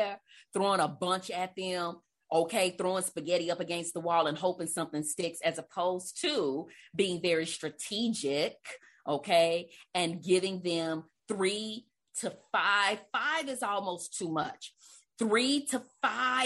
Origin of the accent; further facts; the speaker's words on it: Livingston, Texas, United States; also born or lived in Beaumont, Texas; I'm originally from Beaumont, but I grew up in Livingston